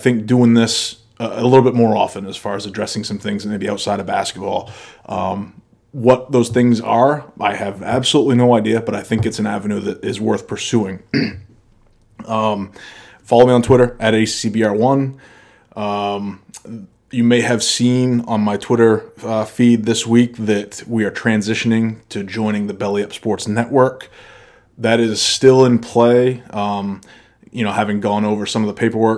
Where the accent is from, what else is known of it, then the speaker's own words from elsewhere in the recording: Maine, United States; moved away; I'm from Maine. I go to school with a shotgun in my back window of my pickup.